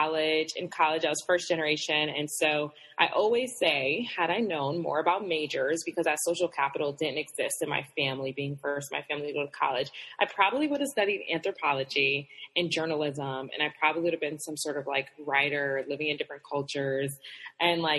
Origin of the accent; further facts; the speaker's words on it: New Haven, Connecticut, United States; I'm from Connecticut. So good old New England, cold weather.